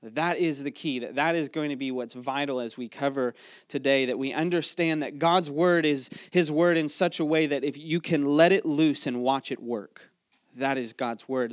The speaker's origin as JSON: {"language": "English", "town": "Mechanicsville", "region": "Virginia", "country": "United States", "said": "before we are, uh, from Mechanicsville or before we're from Virginia or before we're Americans"}